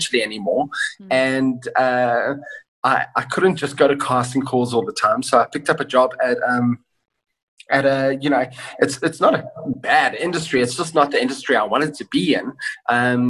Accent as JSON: {"language": "English", "town": "Kenton-on-Sea", "region": "Eastern Cape", "country": "South Africa", "tie": "born or raised there", "also_born_or_lived": "Johannesburg", "moved": "as an adult", "said": "I grew up in Kenton-on-Sea"}